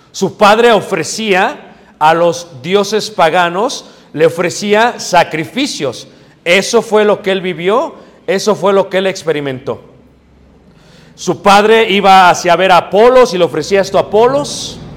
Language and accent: Spanish; Mexico City, Mexico; Si tú creciste como yo crecí en Ciudad de México, yo creía que era verdad.